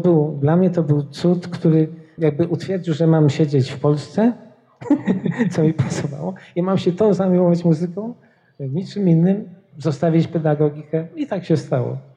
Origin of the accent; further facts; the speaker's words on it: Poznań, Greater Poland, Poland; moved away; also born or lived in Wrocław; ja jestem z Poznania